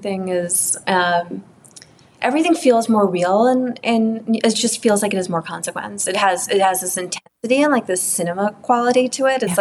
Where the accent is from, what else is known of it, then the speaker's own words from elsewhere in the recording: New York City, New York, United States; moved away; I grew up in Manhattan